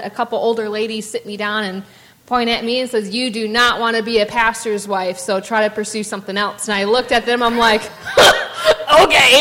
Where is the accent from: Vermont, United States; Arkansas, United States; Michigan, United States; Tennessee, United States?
Michigan, United States; Ludington; born or raised there; moved away as an adult; now in Owensboro, United States